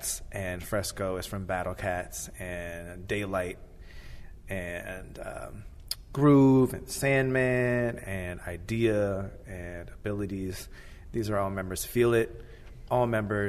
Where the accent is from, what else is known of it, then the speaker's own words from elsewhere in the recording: Minnesota, United States; moved away; also born or lived in Fremont, California; I'm from Minnesota originally